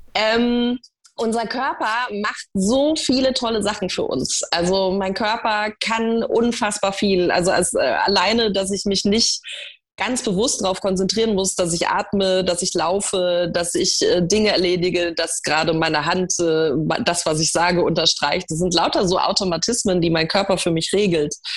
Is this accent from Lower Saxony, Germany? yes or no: no; Munich, Bavaria, Germany; Ich bin in München geboren